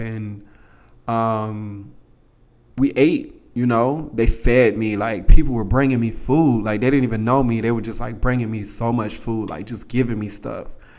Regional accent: United States; I told her I was from the States

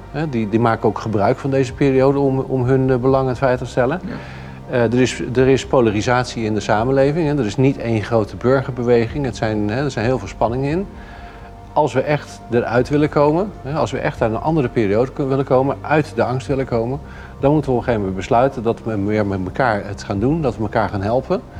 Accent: Netherlands; En laten we niet vergeten, wij hebben als Nederlanders hebben dit eerder gedaan.

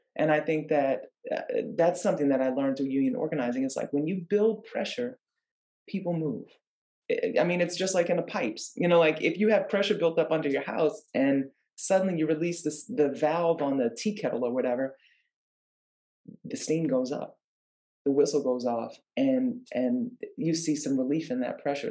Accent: New Orleans, Louisiana, United States; moved away as an adult; now in California, United States; I grew up in New Orleans, Louisiana

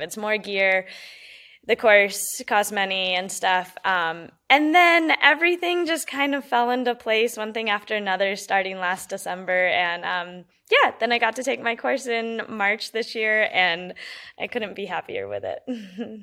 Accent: Colorado Springs, Colorado, United States; growing up in Colorado Springs

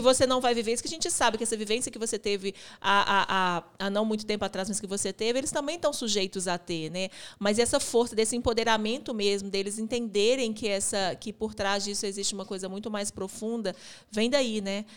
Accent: Belo Horizonte, Minas Gerais, Brazil; a gente é daqui de Belo Horizonte

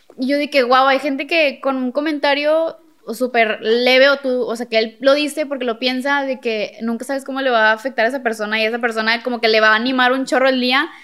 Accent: Monterrey, Nuevo León, Mexico; yo somos de Monterrey

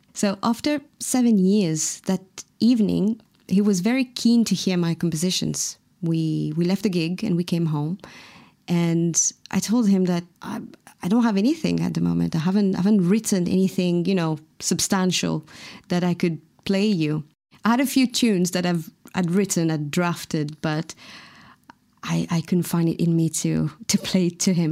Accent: Mauritius; first language Mauritian Creole; English is a second language; moved away; my mother tongue, the Mauritian Creole

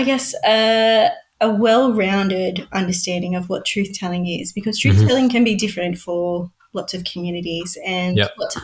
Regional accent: Dubbo, New South Wales, Australia; now in Newcastle, Australia; I grew up in Dubbo.

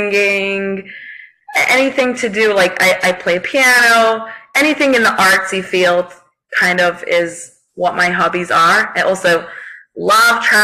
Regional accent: United Kingdom; I'm British, so we say Dobby.

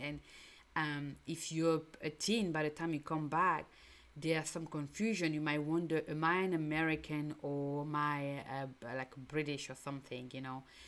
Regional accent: Cameroon; English is a second language; moved away; I'm from Cameroon, by the way, and um, just in a small village I live or small town I live, I grew up, there was already different cultures

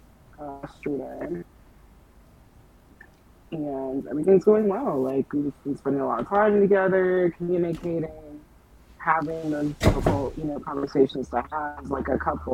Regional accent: Jamaica; being Jamaican, like, my parents didn't allow

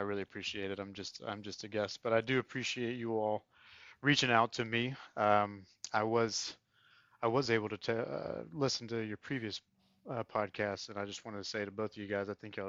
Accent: North Carolina, United States; I'm from the Triad area of North Carolina.

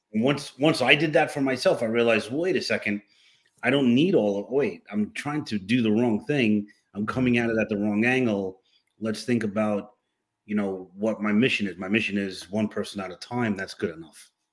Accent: New York City, New York, United States; moved away as an adult; now in Florida, United States; born and raised in New York City

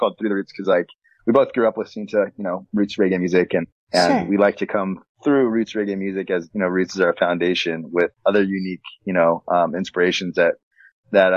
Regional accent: San Diego, California, United States; I was raised in San Diego

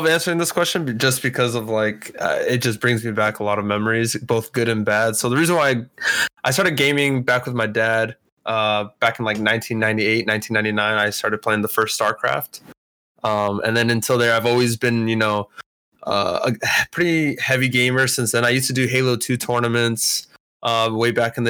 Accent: Kaiserslautern, Rhineland-Palatinate, Germany; So yeah, I grew up in Kaiserslautern, Germany. It's like west of Frankfurt.

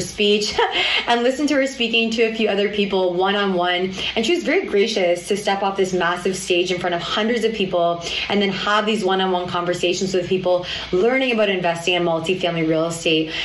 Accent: Toronto, Ontario, Canada; my hometown of Toronto

